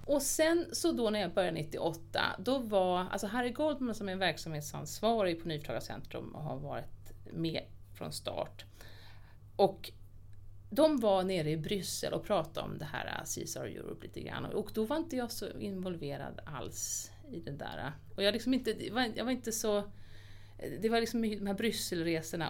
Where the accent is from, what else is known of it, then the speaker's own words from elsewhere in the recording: Lidingö, Stockholm County, Sweden; Jag är så uppvuxen på Lidingö